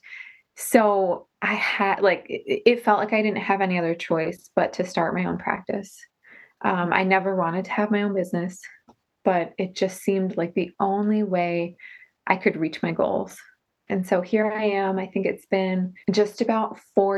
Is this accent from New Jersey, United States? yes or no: yes; New Jersey, United States; moved away as an adult; also born or lived in New York City; now in Rochester, United States; I grew up in New Jersey in the USA, and then went up to Rochester, New York for school